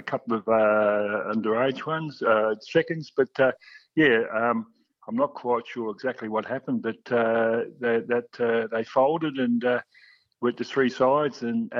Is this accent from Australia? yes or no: yes; Port Augusta, South Australia, Australia; born and bred in Port Augusta